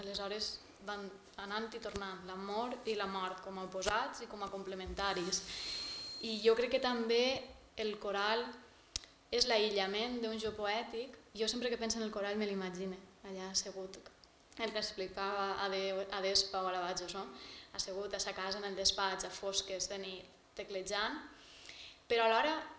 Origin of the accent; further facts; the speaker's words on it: Castalla, Valencian Community, Spain; estava en el meu poble, estava en Castalla